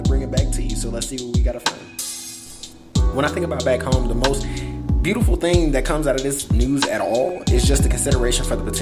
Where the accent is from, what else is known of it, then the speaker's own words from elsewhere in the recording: Chicago, Illinois, United States; I'm from Chicago